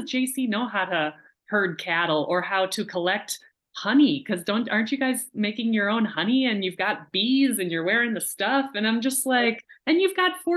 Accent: United States

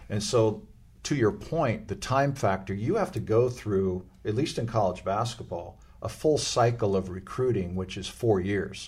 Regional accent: Los Angeles, California, United States; I grew up in Los Angeles

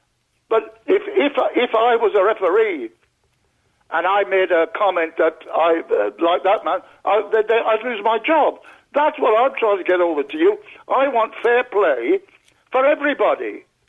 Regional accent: Wales, United Kingdom; I'm a Welshman.

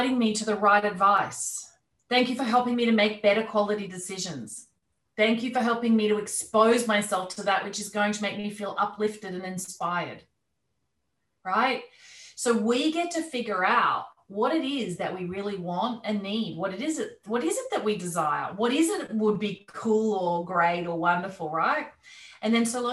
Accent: Australia; moved away as an adult; also born or lived in London; even though I'm Australian, I'd been living there for many years

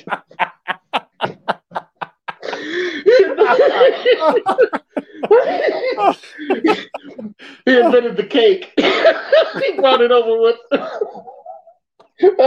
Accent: rural Virginia, United States; moved away; where I came from, I come from Virginia, rural Virginia initially

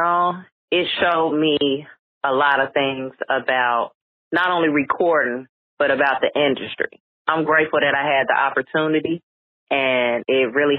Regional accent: Chicago, Illinois, United States; Everywhere I go, they going to know I'm from Chicago.

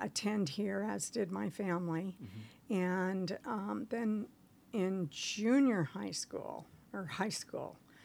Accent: Atherton, California, United States; I grew up in Atherton

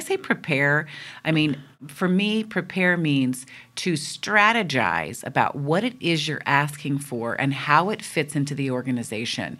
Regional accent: East Coast, United States; now in West Coast, United States; I'm from the East Coast, and that is considered what is good interesting, lively conversation

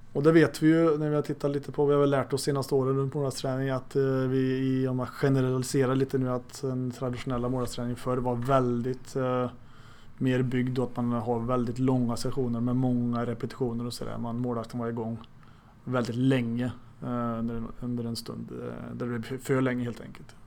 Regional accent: Arvika, Värmland, Sweden; also born or lived in Stockholm; now in Örebro, Sweden; i Arvika där jag växte upp

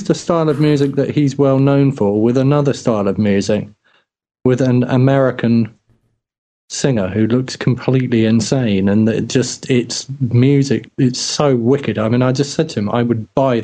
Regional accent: Cambridge, East of England, United Kingdom; I'm from Cambridge

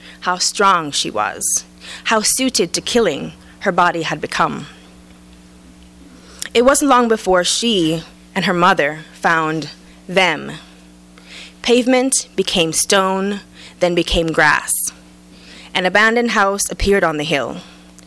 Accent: Jamaica; now in United States; I was transplanted from Jamaica to the States, I could be a lesbian from Jamaica

